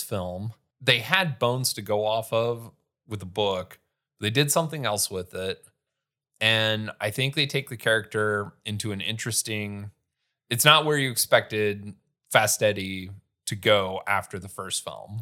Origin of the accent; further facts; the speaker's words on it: Sheldon, United States; moved away; all my friends moved away and I was still in my hometown.